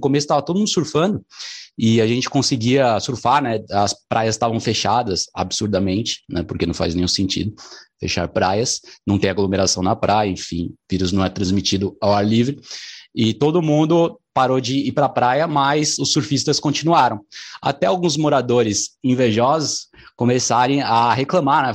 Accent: São Paulo, Brazil; Eu sou aqui de São Paulo

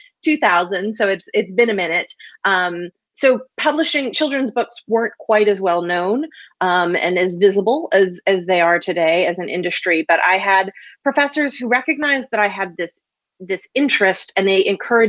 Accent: Texas, United States; moved away as an adult; also born or lived in Milwaukee, Wisconsin; I grew up in Texas.

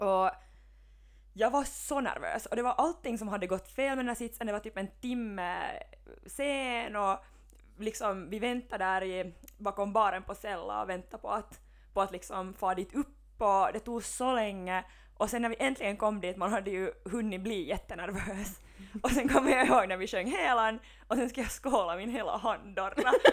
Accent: Helsinki, Uusimaa, Finland; moved away as an adult; now in Vaasa, Finland; jag är ju från Helsingfors

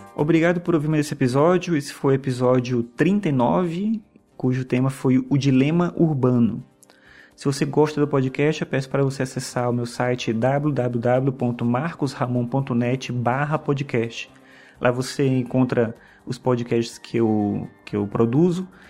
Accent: São Luís, Maranhão, Brazil; now in Brasília, Brazil; Hoje eu moro aqui em Brasília, mas eu nasci em São Luís do Maranhão

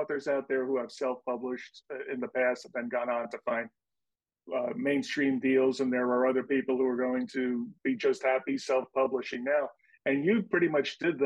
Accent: New York City, New York, United States; like yours truly, born and raised in New York City.

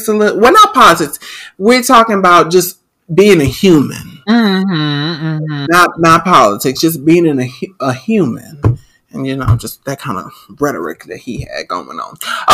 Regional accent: New Orleans, Louisiana, United States; I'm from New Orleans

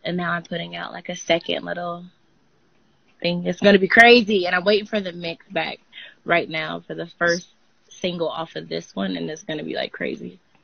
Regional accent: Georgia, United States; also born or lived in Panama; So I live in Georgia, not Atlanta

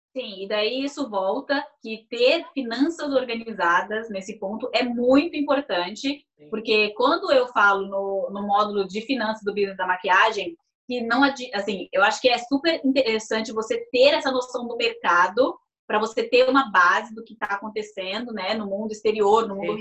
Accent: Brazil; moved away; eu sou brasileira

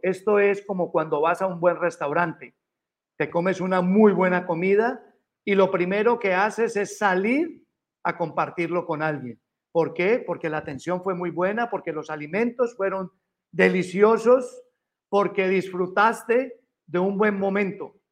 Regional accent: Colombia; now in Los Angeles, United States; Yo como colombiano

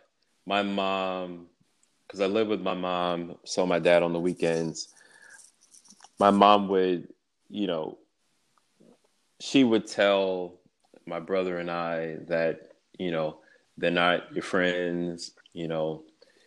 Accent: New York City, New York, United States; I was born and raised in Brooklyn, and I am a twin

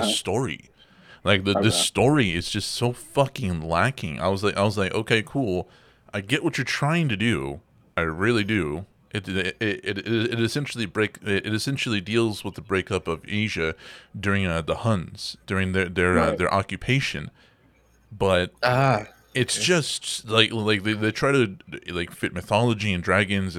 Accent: Texas, United States; I grew up in Texas

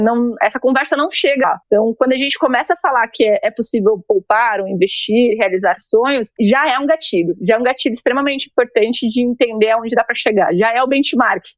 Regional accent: São Paulo, Brazil; eu sou da zona leste de São Paulo, eu cresci no Itaim Paulista

